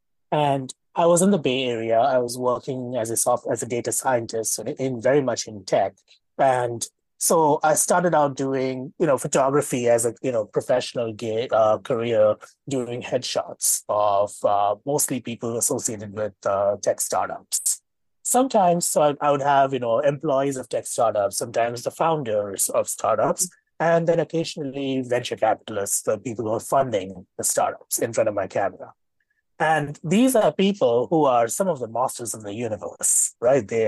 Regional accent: Mumbai, Maharashtra, India; moved away as an adult; now in Toronto, Canada; It's the apartment I grew up in Mumbai

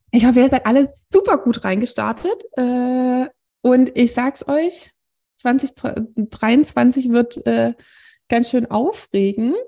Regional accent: Swabia, Germany; now in Wiesbaden, Germany; wir kommen aus einem Nachbardorf vom Schwäbischen Land

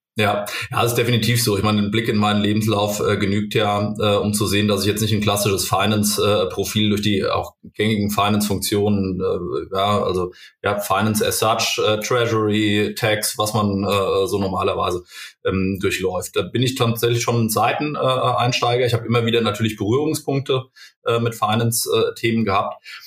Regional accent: Limburg an der Lahn, Hesse, Germany; moved away as an adult; also born or lived in Kaiserslautern; ich komme aus Limburg ursprünglich

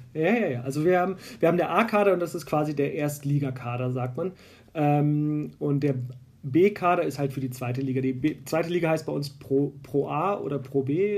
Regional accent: Berlin, Germany; also born or lived in Bonn; now in Munich, Germany; ich komme ursprünglich aus Berlin. Ich bin in Berlin geboren, lebe aber seit 2006 hier in München und habe mal drei Jahre in Bonn gelebt.

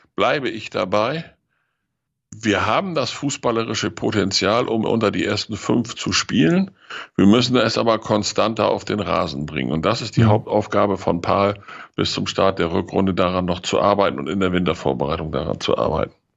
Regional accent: Lower Saxony, Germany; als Niedersachse

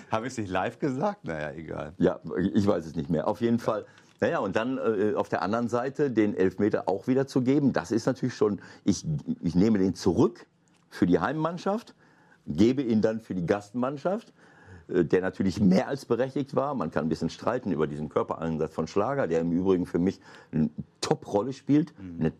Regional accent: Bielefeld, North Rhine-Westphalia, Germany; in Bielefeld in Ostwestfalen, das ist meine Heimat.

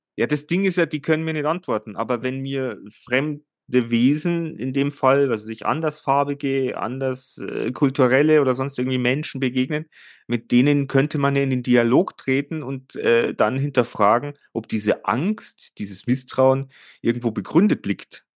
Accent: Germany; bei uns in Deutschland

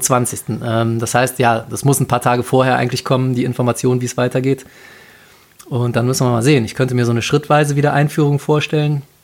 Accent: Cologne, North Rhine-Westphalia, Germany; als Kölner und Karnevalist

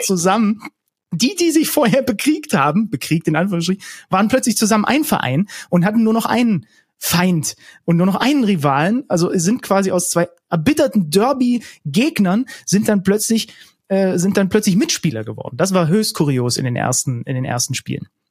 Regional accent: Zwickau, Saxony, Germany; also born or lived in Reinsdorf; Zwickau, geboren in Zwickau

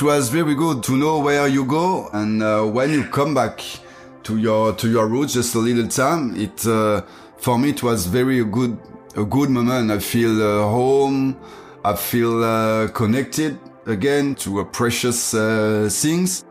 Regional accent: France; English is a second language; my my hometown like i'm i'm come from um, a little city in um, in countryside

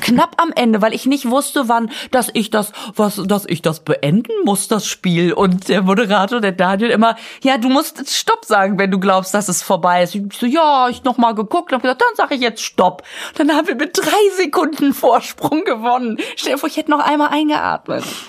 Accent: Düsseldorf, North Rhine-Westphalia, Germany; moved away; also born or lived in Münster; Ich sag, aus Düsseldorf.

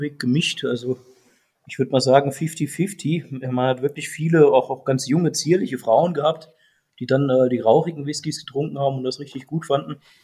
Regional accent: Saarland, Germany; Wir sind ja alle Saarländer

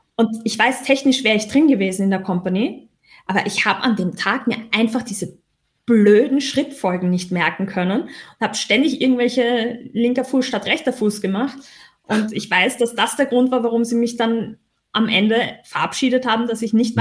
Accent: Austria; accent: Austrian; Ich bin Österreicherin.

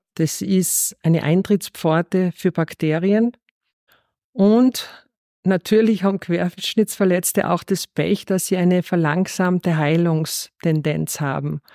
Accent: Rohrmoos, Styria, Austria; moved away; Aufgewachsen bin ich in der Steiermark im Rohrmoos, direkt neben der Skipiste.

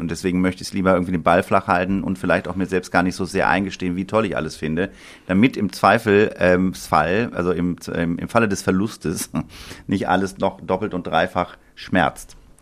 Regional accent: Sinzig, Rhineland-Palatinate, Germany; also born or lived in Bonn; bin geboren in Bonn und aufgewachsen in Sinzig am Rhein

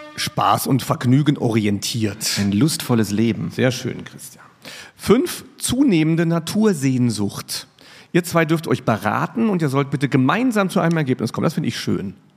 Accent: Riegelsberg, Saarland, Germany; now in Mainz, Germany; Ich bin in Riegelsberg aufgewachsen

